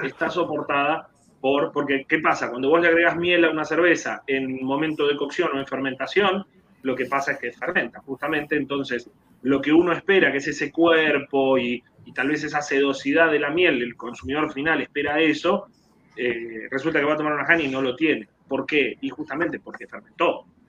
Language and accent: Spanish; Argentina; moved away as an adult; also born or lived in Germany; now in Puerto Rico; Argentina, del barrio Casero, de donde soy yo